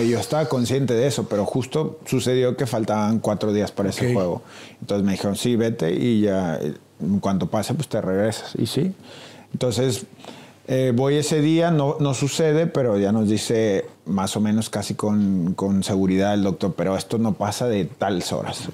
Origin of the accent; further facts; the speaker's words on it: Mexico; moved away as an adult; soy mexicano